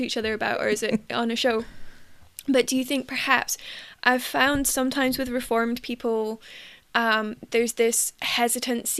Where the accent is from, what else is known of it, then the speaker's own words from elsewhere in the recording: United Kingdom; I'm British